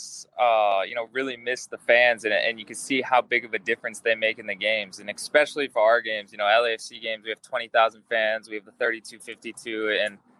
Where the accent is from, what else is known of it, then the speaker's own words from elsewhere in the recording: Las Vegas, Nevada, United States; also born or lived in Tucson, Arizona; now in Los Angeles, United States; I grew up in Las Vegas